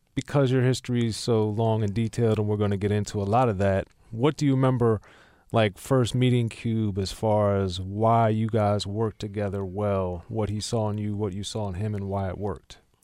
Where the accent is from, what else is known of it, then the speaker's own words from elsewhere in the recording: Maryland, United States; I'm from Maryland